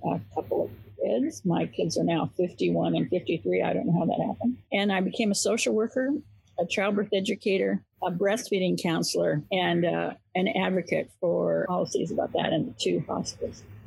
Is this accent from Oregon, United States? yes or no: yes; Medford, Oregon, United States; I grew up in Southern Oregon on the Oregon California border, a town called Medford